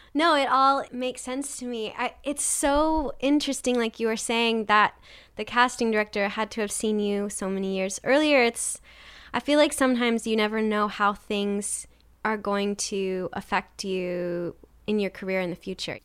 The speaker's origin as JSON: {"language": "English", "region": "Nebraska", "country": "United States", "also_born_or_lived": "New York City, United States", "moved": "yes", "lives_now": "Los Angeles, United States", "said": "I'm originally from Nebraska, and then I moved to New York"}